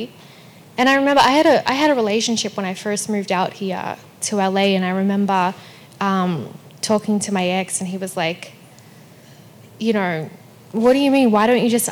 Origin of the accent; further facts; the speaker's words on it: Melbourne, Victoria, Australia; moved away; also born or lived in Perth, Western Australia; I was born in Perth, which is Western Australia. Mm-hmm. But we moved to Melbourne when I was still a baby. So Melbourne's definitely my hometown.